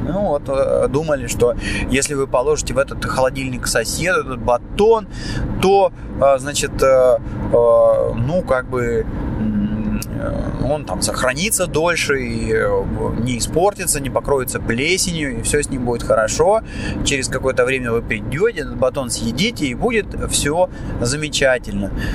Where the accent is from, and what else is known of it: Moscow, Russia; now in Cyprus